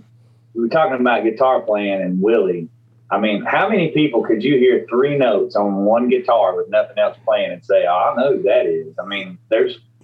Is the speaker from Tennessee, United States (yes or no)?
yes; East Tennessee, United States; I grew up in East Tennessee